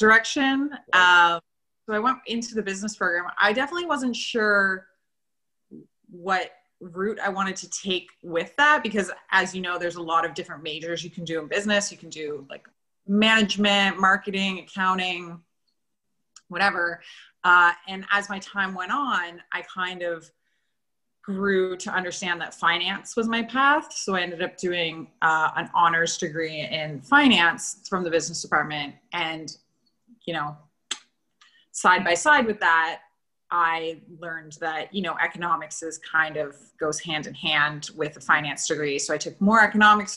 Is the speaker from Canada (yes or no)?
yes; Antigonish, Nova Scotia, Canada; I grew up in Antigonish